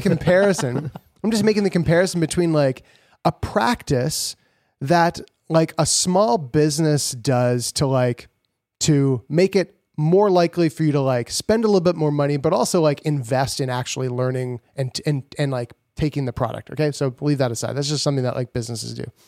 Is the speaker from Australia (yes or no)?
no; Canada; we're from Canada